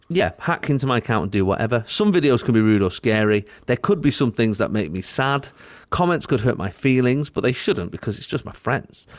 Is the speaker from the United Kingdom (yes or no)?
yes; United Kingdom; I'm British